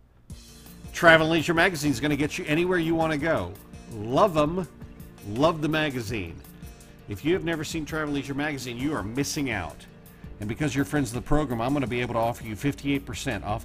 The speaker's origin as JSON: {"language": "English", "region": "Oklahoma", "country": "United States", "tie": "born or raised there", "said": "Oklahoma, my home state where I was born"}